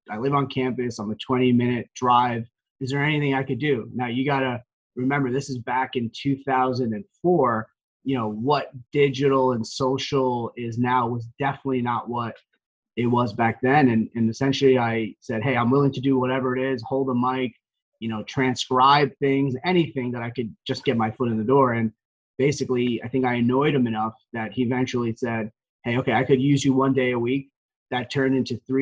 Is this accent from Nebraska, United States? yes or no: no; Parsippany, New Jersey, United States; now in Montville, United States; Born and raised in Parsippany, New Jersey, which is basically a town in Morris County.